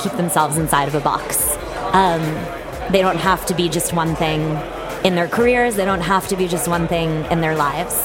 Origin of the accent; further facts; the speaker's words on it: Andover, Massachusetts, United States; now in New York City, United States; I am from a little town in Massachusetts called Andover. It's about 20 minutes outside of Boston.